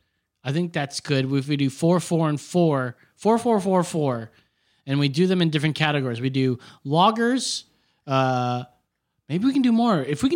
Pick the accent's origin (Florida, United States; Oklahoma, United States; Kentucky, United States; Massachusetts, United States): Kentucky, United States; Man, I'm from Kentucky, and we don't take that kind of shit from no thing.